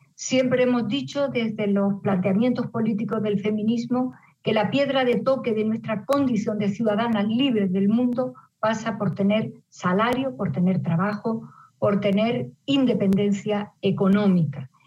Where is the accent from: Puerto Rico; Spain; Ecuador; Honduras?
Spain; Las mujeres españolas hemos aprendido